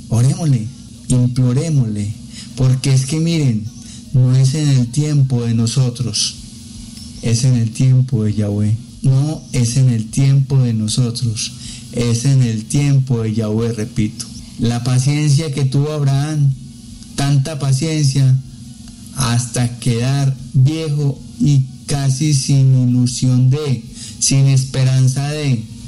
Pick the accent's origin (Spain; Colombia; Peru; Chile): Colombia; acá en, en mi país, en Colombia